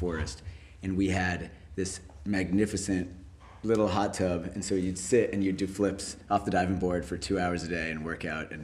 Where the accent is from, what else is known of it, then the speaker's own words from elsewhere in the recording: California, United States; moved away as an adult; also born or lived in Jerusalem, Israel / Massachusetts; now in New York, United States; 2 months old, I came into the US, lived in Massachusetts for the first 7 years, and then California for the rest of my life till I came to New York